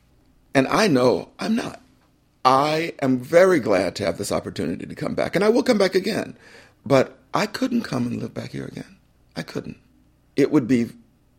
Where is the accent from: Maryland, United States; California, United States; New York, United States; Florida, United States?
Florida, United States; Wakulla County; moved away as an adult; when I was growing up in Wakulla County